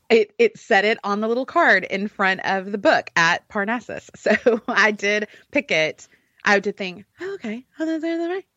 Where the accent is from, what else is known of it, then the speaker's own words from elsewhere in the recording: Alabama, United States; I'm from Alabama